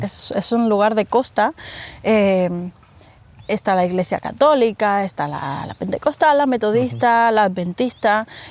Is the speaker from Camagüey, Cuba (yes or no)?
yes; Nuevitas, Camagüey, Cuba; moved away as an adult; now in Spain; Nací en la provincia de Camagüey, municipio Nuevitas